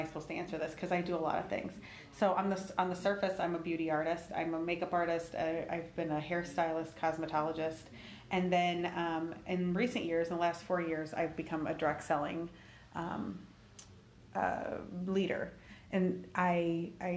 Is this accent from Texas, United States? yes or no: no; Independence, Iowa, United States; I grew up in Buchanan County, I like to say, but the Winthrop and Independence area specifically of Iowa.